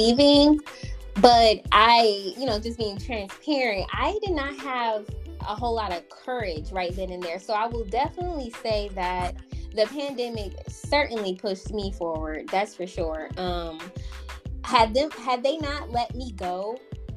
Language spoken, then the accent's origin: English; Detroit, Michigan, United States; moved away as an adult; also born or lived in Georgia / South Carolina / Charlotte; I was born in Georgia, but I was raised in Detroit, Michigan.